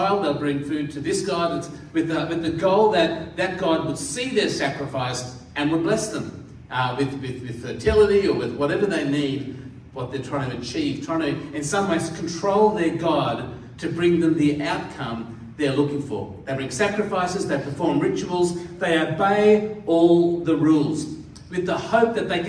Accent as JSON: {"language": "English", "country": "India", "tie": "born there", "said": "I was born in India, hence the tan that I have."}